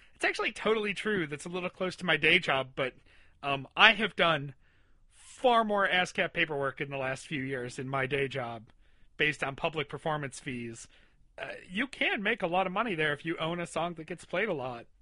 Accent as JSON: {"language": "English", "region": "Western New York", "country": "United States", "tie": "born or raised there", "said": "where I was growing up in Western New York"}